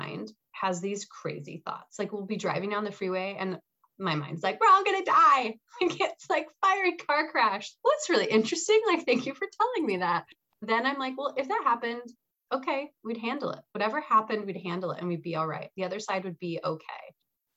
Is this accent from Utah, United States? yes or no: yes; Salt Lake City, Utah, United States; now in Wisconsin, United States; there's these beautiful mountains where I grew up in Salt Lake City